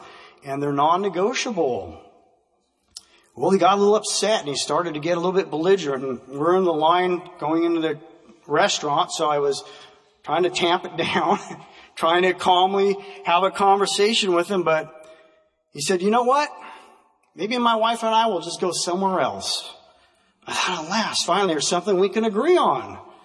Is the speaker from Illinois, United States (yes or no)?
no; Vancouver, Washington, United States; as a kid growing up in Vancouver, Washington